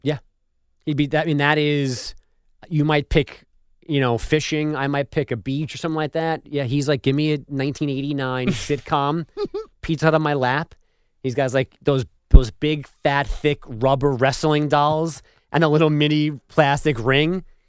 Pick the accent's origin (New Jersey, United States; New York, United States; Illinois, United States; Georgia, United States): New York, United States; moved away; as a New Yorker